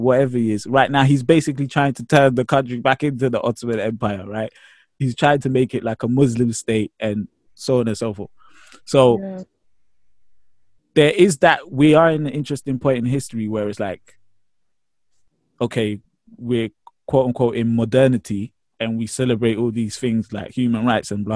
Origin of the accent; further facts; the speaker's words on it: Ghana; now in United Kingdom; I'm Ghanaian